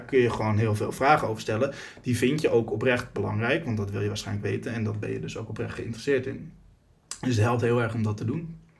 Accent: Netherlands; wij Nederlanders

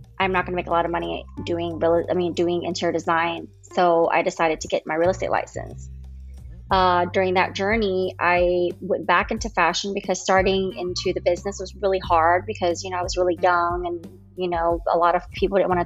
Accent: New Orleans, Louisiana, United States; now in Texas, United States; Born and raised in New Orleans

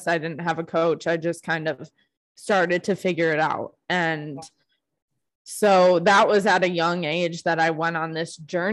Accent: Buffalo, New York, United States; moved away as an adult; now in Phoenix, United States; I'm from Buffalo, New York

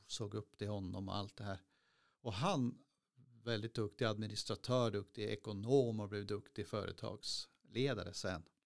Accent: Skråmträsk, Västerbotten County, Sweden; moved away as an adult; also born or lived in Skellefteå; now in Piteå, Sweden; jag är från Skromträsk och flyttade hemifrån när jag var 20

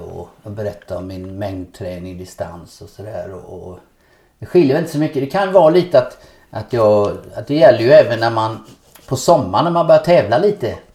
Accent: Nässjö, Jönköping County, Sweden; moved away as an adult; also born or lived in Gothenburg; Hemma i Lövhult här i Nässjö.

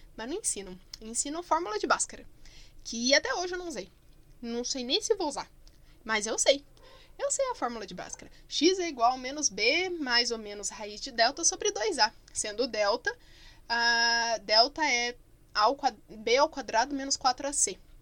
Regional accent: Curitiba, Paraná, Brazil; also born or lived in Barbacena; sou curitibana, que a gente chama estojo de penal

